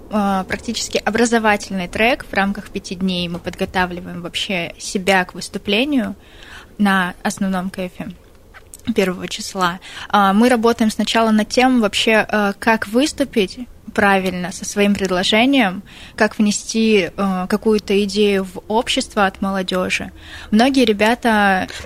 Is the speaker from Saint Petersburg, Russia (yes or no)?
no; Altai Krai, Russia; Нет, я из Алтайского края.